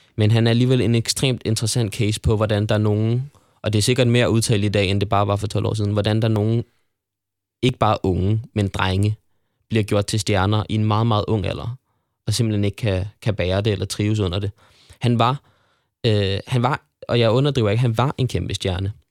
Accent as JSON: {"language": "Danish", "town": "Frederiksberg", "region": "Capital Region of Denmark", "country": "Denmark", "tie": "born or raised there", "said": "jeg voksede op på Frederiksberg og spillede i Frederiksberg Boldklub FB"}